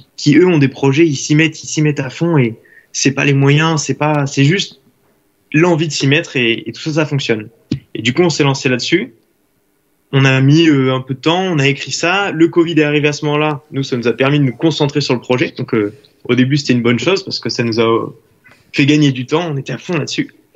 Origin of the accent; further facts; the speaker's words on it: Saint-Médard-en-Jalles, Nouvelle-Aquitaine, France; moved away as an adult; now in Lyon, France; je viens de Saint-Médard-en-Jalde, du coup ben, en bordure de Bordeaux, et je suis étudiant actuellement à Lyon